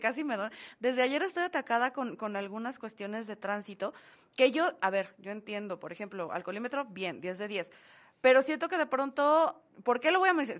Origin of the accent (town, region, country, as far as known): Mexico